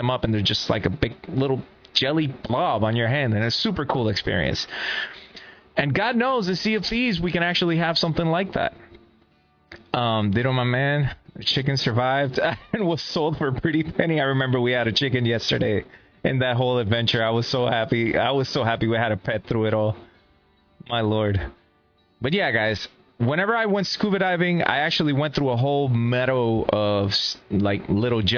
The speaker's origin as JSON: {"language": "English", "country": "Puerto Rico", "tie": "born or raised there", "moved": "yes", "said": "I am from Puerto Rico. Puerto Rico is an island in the Caribbean that is surrounded by water"}